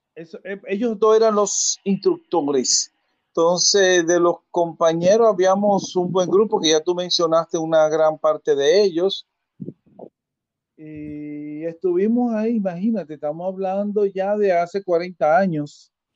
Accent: Santo Domingo, Distrito Nacional, Dominican Republic; moved away as an adult; also born or lived in San Francisco de Macorís; now in Nagua, Dominican Republic; yo nací en San Francisco, me declararon en Cercedo, me crié en Santo Domingo y ahora vivo en Nagua

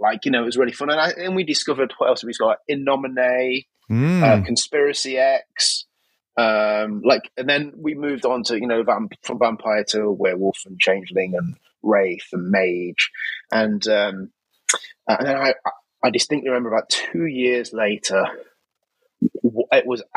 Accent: Nottingham, East Midlands, United Kingdom; I'm from Nottingham originally in the UK, which is the home of Games Workshop

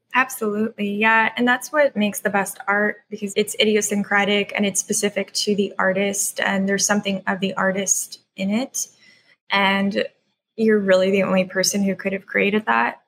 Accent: Mississauga, Ontario, Canada; moved away as an adult; also born or lived in Croatia / United States / Burnaby, British Columbia / Newfoundland; I grew up in Ontario in a suburb just outside of Toronto called Mississauga.

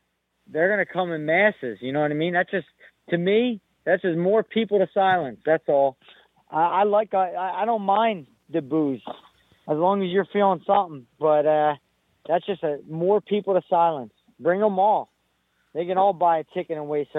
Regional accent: United States; I'm from America, and I'm American

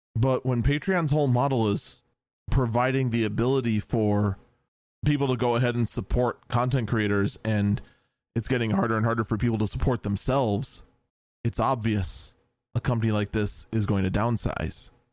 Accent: United States; as an American

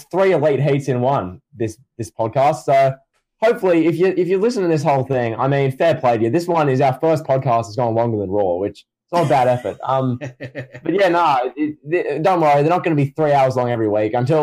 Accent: Australia; Yes, I am Australian

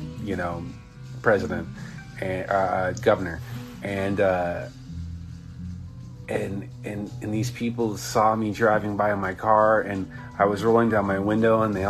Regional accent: Southern California, United States; I'm from Southern California

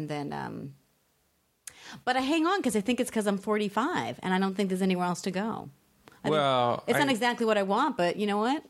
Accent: Boston, Massachusetts, United States; moved away; I'm from Boston.

